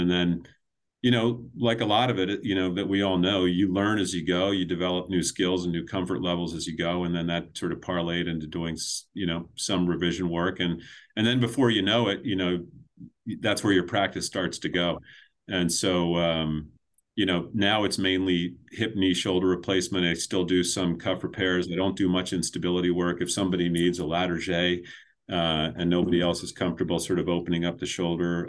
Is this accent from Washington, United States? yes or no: no; north of Baltimore, Maryland, United States; now in New Hampshire, United States; I grew up in, in Maryland, about twenty-five minutes north of Baltimore in, in sort of horse farm country